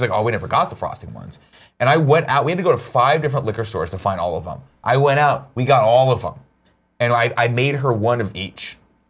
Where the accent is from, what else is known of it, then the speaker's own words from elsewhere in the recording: Southern California, United States; Growing up in Southern California